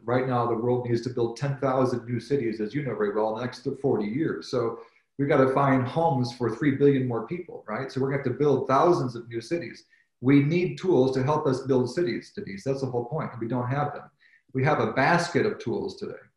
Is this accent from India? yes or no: no; Chicago, Illinois, United States; also born or lived in Cambridge, United Kingdom / New Haven, Connecticut; I was born and raised in the Chicago area of uh, United States